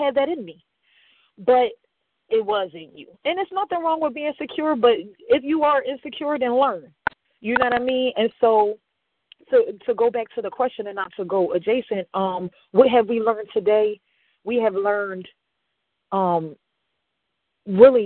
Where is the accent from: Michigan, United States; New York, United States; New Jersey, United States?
New Jersey, United States; Camden; I'm from Camden, New Jersey